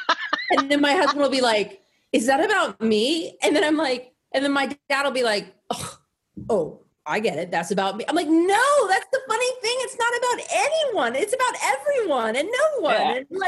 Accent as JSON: {"language": "English", "region": "the South", "country": "United States", "said": "We're both from the South, but we have very progressive views."}